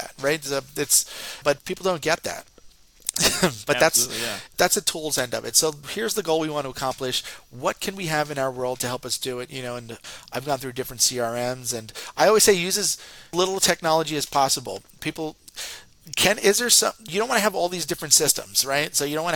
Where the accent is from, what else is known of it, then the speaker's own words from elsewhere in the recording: Northeast, United States; I talk real fast. I'm from the Northeast